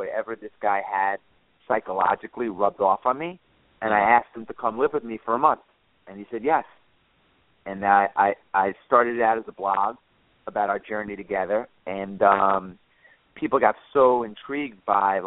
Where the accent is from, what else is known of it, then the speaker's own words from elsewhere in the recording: Long Island, New York, United States; I grew up on Long Island